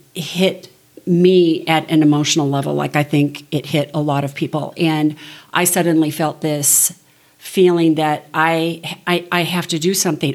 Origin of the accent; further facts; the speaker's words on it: Southern California, United States; I grew up in Southern California